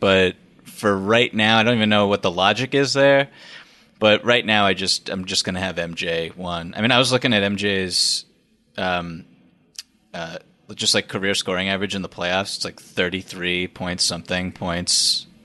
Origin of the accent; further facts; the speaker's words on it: Boston, Massachusetts, United States; growing up in Boston